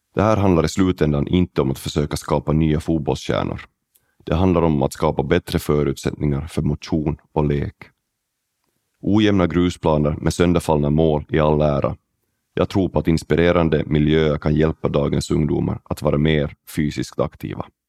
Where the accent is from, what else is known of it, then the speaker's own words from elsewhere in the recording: Oravais, Ostrobothnia, Finland; now in Silkeborg, Denmark; Jag växte upp i Oravais